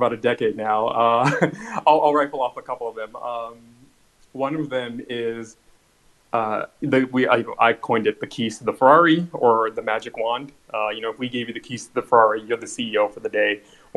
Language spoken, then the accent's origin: English; Los Angeles, California, United States; I grew up in Los Angeles, born and raised